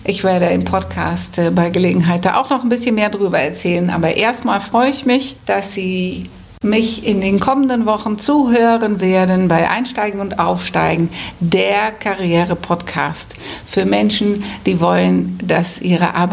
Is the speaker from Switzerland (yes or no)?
no; Netherlands; accent: Hamburg; German is a second language; now in Hamburg, Germany; Und ich bin auch Holländerin, seit vielen, vielen Jahren inzwischen in Hamburg.